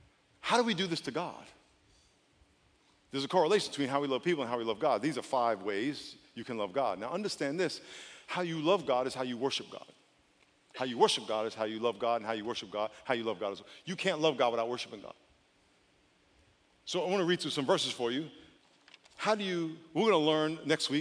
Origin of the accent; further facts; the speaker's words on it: East Coast, United States; moved away; I grew up on the East Coast